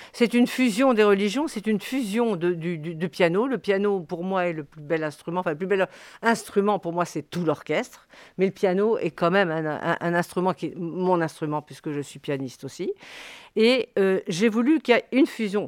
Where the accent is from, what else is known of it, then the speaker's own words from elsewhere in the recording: Morocco; je suis née au Maroc, je suis française née au Maroc